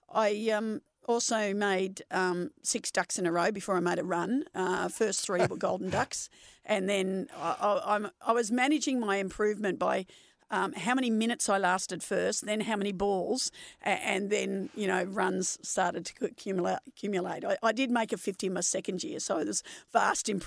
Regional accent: Melbourne, Victoria, Australia; also born or lived in Kew; I was born in Kew, but I grew up in Nunawading, which is an eastern yep. suburb

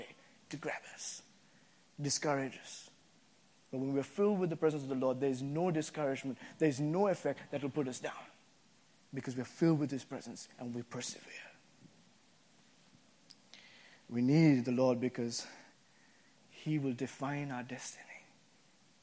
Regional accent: Sri Lanka; moved away as an adult; also born or lived in Boston, United States; now in United States; when I came from Sri Lanka to the States first time to go to college here, I came to Boston

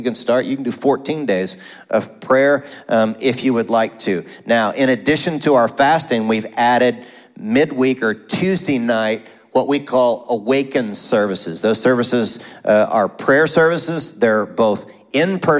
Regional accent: Tulsa, Oklahoma, United States; I grew up in Tulsa, Oklahoma

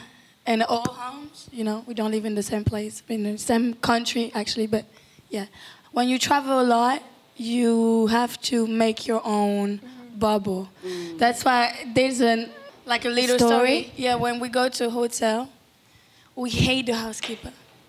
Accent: Paris, Île-de-France, France; We grew up mostly in Paris, but we were going to Cuba all the time. We still go. So it's like home.

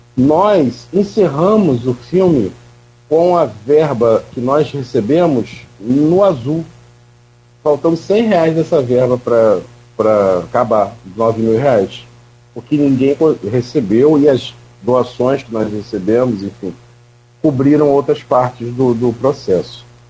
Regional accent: Campos dos Goytacazes, Rio de Janeiro, Brazil; eu nasci em Campos, eu nasci e fui morar na rua Formosa, também de Coronel Cardoso

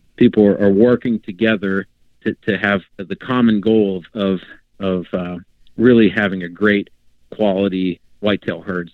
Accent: Pennsylvania, United States; growing up in Pennsylvania, my parents had and they they still have a cabin in northern PA

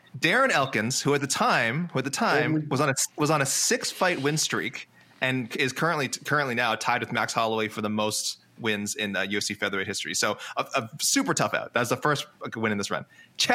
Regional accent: Canada; I'm Canadian

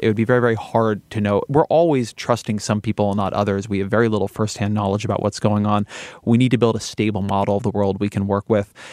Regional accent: California, United States; I'm Californian

